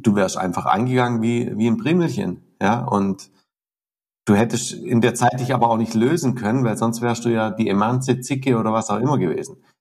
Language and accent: German; Southern Germany, Germany; also born or lived in Lake Constance; bei uns in Süddeutschland